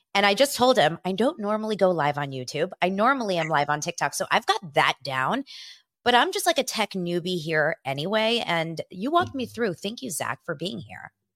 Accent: Los Angeles, California, United States; born or raised there

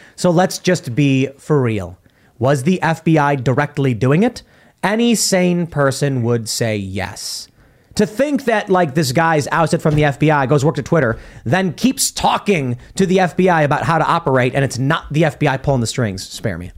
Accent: Chicago, Illinois, United States; I grew up with this in Chicago

